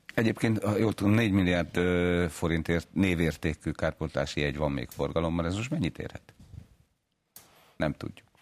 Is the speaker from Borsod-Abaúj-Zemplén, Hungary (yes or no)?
yes; Miskolc, Borsod-Abaúj-Zemplén, Hungary; én Miskolciként láttam ezt